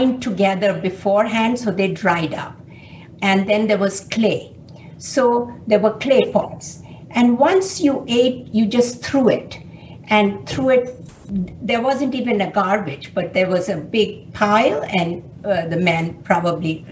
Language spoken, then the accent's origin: English; India; moved away as an adult; also born or lived in Chicago; now in United States